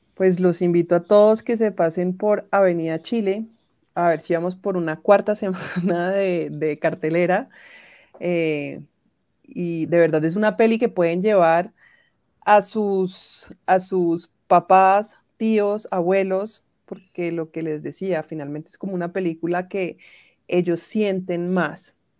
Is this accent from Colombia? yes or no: yes; Cali, Valle del Cauca, Colombia; also born or lived in France; yo soy de Cali